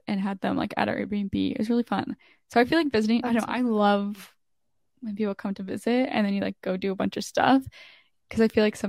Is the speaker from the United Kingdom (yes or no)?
no; Canada; I'm like randomly in this small town in Canada